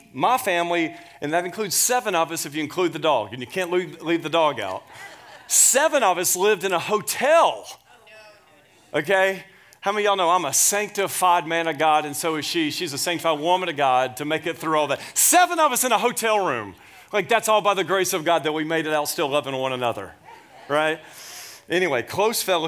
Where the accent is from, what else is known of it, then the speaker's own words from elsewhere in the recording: Nashville, Tennessee, United States; moved away as an adult; also born or lived in Alabama / Scottsdale, Arizona / Tempe, Arizona / Dallas, Texas; I was born and raised in Nashville, Tennessee